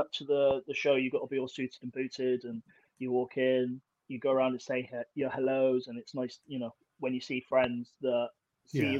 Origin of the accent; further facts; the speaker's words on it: Plymouth, South West England, United Kingdom; it was in my hometown